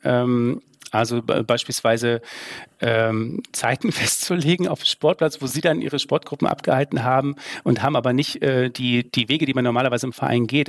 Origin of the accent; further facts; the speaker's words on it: Saxony, Germany; das weiß ich als Sachse